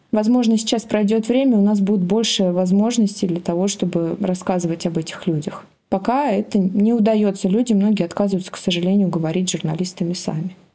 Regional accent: Kemerovo, Kemerovo Oblast, Russia; я из Кемерово, у нас тоже в городе раньше было много шахт

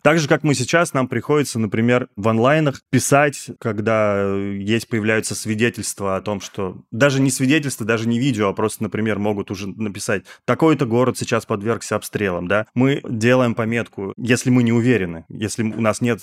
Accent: Russia; мы из России

